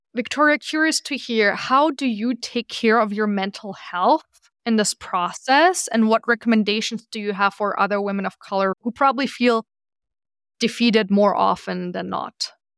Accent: Germany; now in New York, United States; I'm from Germany originally

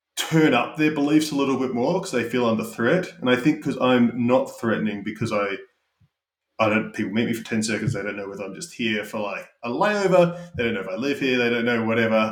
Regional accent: Australia; moved away as an adult; also born or lived in United Kingdom; now in United States; Having grown up in Australia

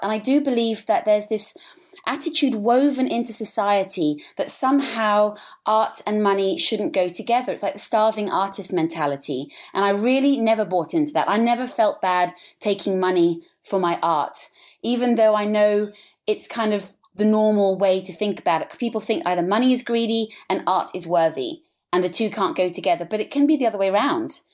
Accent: England, United Kingdom; moved away as an adult; also born or lived in Africa / Switzerland; now in Sydney, Australia; I was born in Africa, and when I was three, I moved back to England

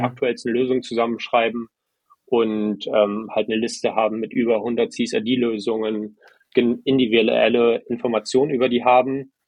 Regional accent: Germany; moved away as an adult; also born or lived in Estonia; Ich bin super privilegiert, in Deutschland äh, aufgewachsen zu sein

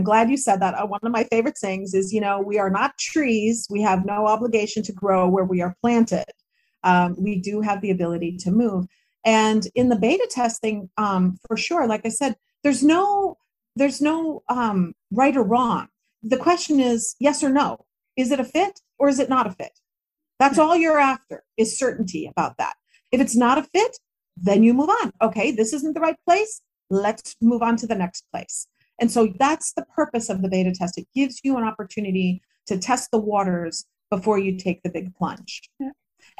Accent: United States; moved away as an adult; Like, I am an American girl through and through, right? The values that were instilled in me in my country, and I was a Girl Scout and all of that, and that's just not going to change.

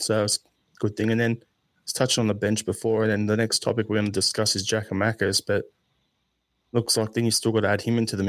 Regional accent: Australia; being an Australian

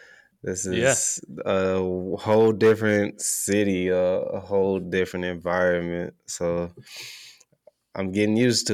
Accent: Oklahoma, United States; So, and I'm from Oklahoma playing there, so that's definitely a big thing.

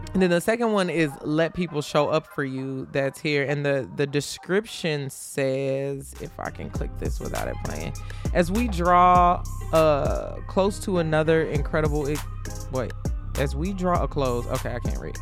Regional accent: Chicago, Illinois, United States; I'm from Chicago

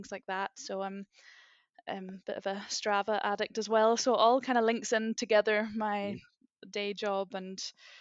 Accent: Northern Ireland, United Kingdom; moved away as an adult; also born or lived in St Andrews, Scotland; now in Dublin, Ireland; I'm actually in Dublin, but I am from Northern Ireland, as many people might pick out from the accent

